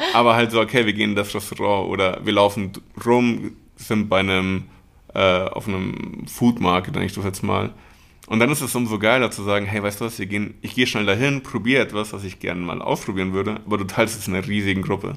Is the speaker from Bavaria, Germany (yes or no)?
yes; Munich, Bavaria, Germany; born or raised there; also born or lived in Mexico / Buenos Aires, Argentina